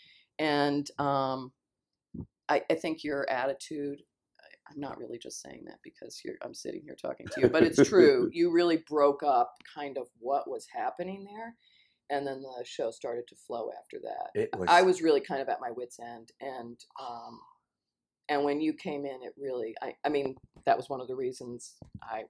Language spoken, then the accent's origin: English; Dover, Delaware, United States; moved away as an adult; also born or lived in England / New York / Los Angeles / Chicago; now in Evanston, United States; I grew up in Dover, Delaware.